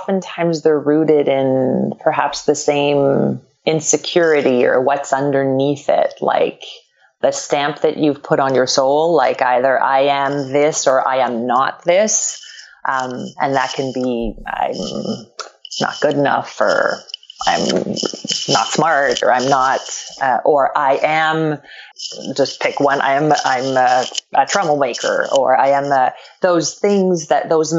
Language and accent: English; Quebec, Canada; first language French; English is a second language; now in Los Angeles, United States; I grew up, I'm from Quebec, and so French is a first language for me